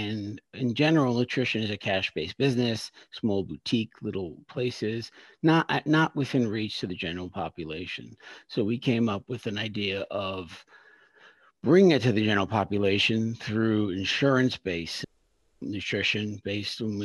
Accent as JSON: {"language": "English", "town": "New York City", "region": "New York", "country": "United States", "moved": "as an adult", "lives_now": "Philadelphia, United States", "said": "I'm from Brooklyn, New York. So I'm a New Yorker, but currently in Philadelphia"}